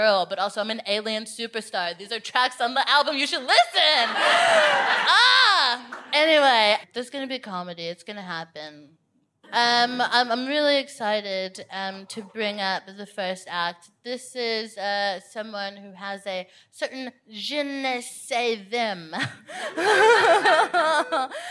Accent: Houston, Texas, United States; now in London, United Kingdom; I'm from Houston

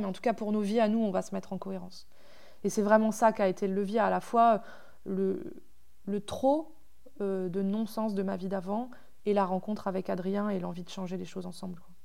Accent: Normandy, France; moved away; j'ai grandi à la campagne mais euh, pas, dans cette campagne-là. J'ai grandi en Normandie

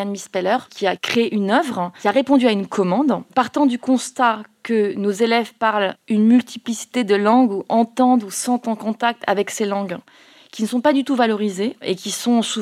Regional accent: Mayotte; born there; je suis née à Mayotte.

